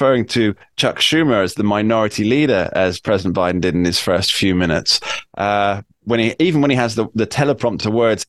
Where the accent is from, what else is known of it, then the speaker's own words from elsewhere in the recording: United Kingdom; I'm from the UK